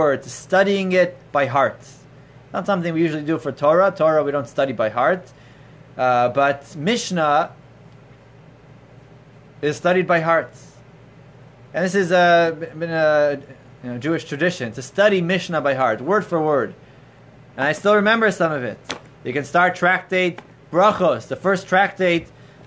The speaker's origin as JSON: {"language": "English", "town": "Toronto", "region": "Ontario", "country": "Canada", "tie": "born or raised there", "said": "as a child growing up in Toronto"}